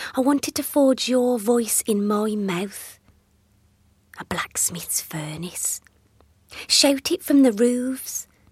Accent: Dudley, West Midlands, United Kingdom; accent: Black Country; I grew up in Dudley, in the black country, an area sadly with a much maligned accent

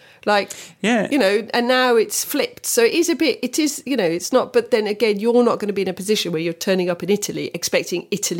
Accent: United Kingdom; because I was born in Britain. However, with my Croatian passport, I was not born in Croatia.

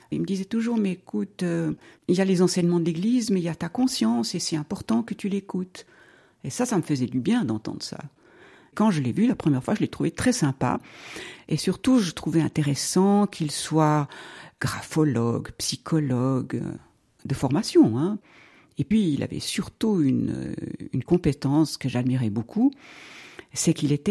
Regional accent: Romandy, Switzerland; also born or lived in Zurich; now in Vaud, Switzerland; Je suis née en 1948, ça veut dire que j'ai 73 ans. Je suis née à Zurich, et puis, euh, dès l'âge de 6-7 ans, je suis venue en Suisse romande.

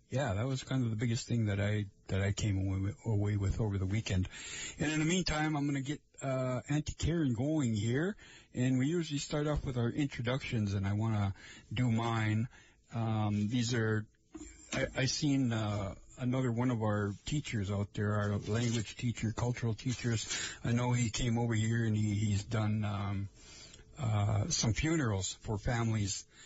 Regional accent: Lake Vermilion area, Minnesota, United States; I am from the Lake Vermilion area. That's where I come from.

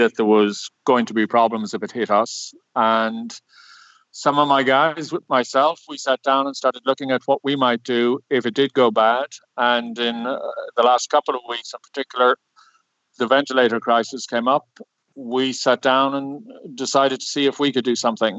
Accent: Cork, Munster, Ireland; moved away; I'm an engineer from Cork originally

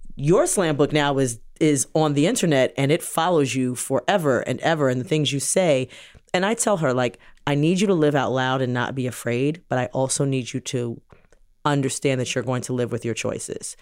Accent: New York City, New York, United States; also born or lived in Jamaica (ancestry); now in New Jersey, United States; we grew up in New York City

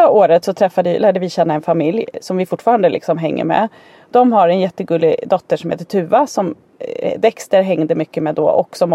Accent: Danderyd, Stockholm County, Sweden; born there; Jag är född på Danderyds sjukhus bara helt så här

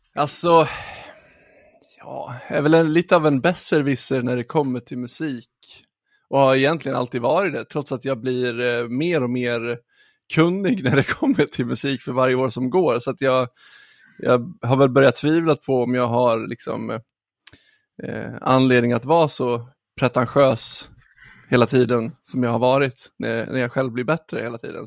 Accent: Ludvika, Dalarna County, Sweden; Jag är från eh, Ludvika.

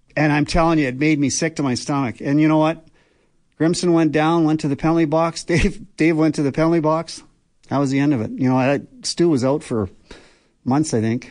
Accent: Banff, Alberta, Canada; I grew up in Banff

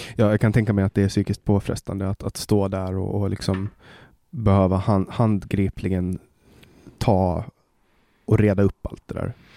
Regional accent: Åland Islands; moved away as an adult; now in Sweden; på Åland, eh, där jag kommer ifrån

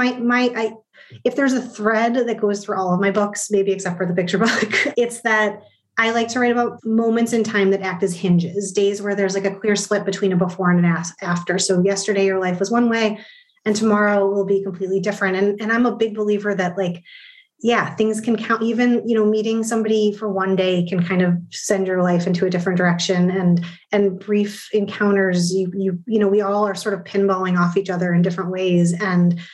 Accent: Midwest, United States; born or raised there

